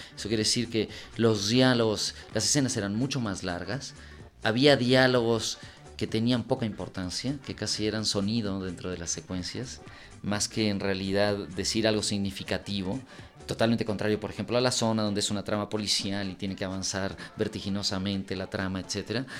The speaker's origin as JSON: {"language": "Spanish", "country": "Mexico", "tie": "born or raised there", "also_born_or_lived": "Uruguay", "said": "tanto Laura como yo nacimos en Uruguay. Yo llegué a los nueve años a México, me crié en México, me formé como cineasta aquí"}